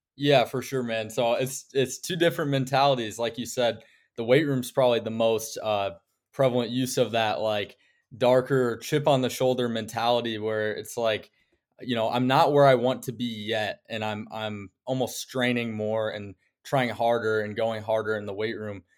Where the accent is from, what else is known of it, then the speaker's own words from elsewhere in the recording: Okoboji, Iowa, United States; I'm from Okoboji, Iowa, which is, uh, small town in northwest Iowa